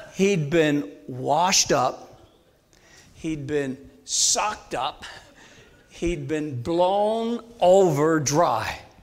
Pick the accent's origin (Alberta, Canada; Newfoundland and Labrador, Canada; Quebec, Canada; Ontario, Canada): Newfoundland and Labrador, Canada; St. John's; moved away; also born or lived in Langley; I'm originally from St. John's, Newfoundland, the most easterly point in all of North America